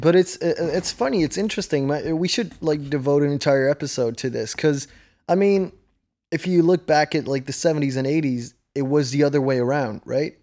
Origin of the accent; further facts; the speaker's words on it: Netherlands; first language Dutch; English is a second language; I'm from the Netherlands, so English isn't, like, a native language here or anything. It's, uh, it's my second language.